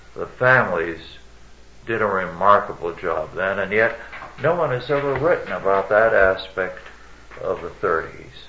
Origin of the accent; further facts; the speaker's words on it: California, United States; California at that time was largely made up of newcomers and immigrants in my hometown